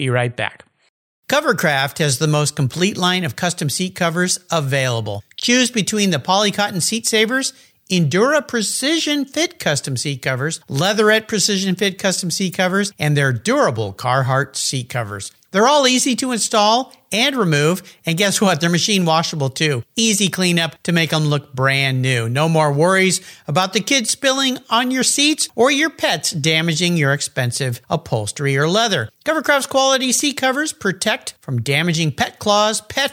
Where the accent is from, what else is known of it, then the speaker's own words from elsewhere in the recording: La Jolla, California, United States; moved away; I'm back in my hometown, La Jolla, California